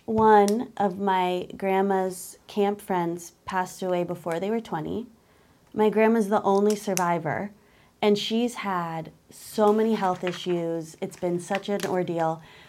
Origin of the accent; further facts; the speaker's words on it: Agoura Hills, California, United States; When I say that I grew up in Agora